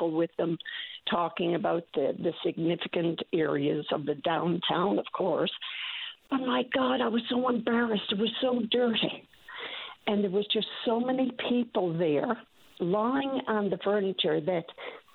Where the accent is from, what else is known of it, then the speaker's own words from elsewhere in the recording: St. John's, Newfoundland and Labrador, Canada; we grew up in St. John's. We're from St. John's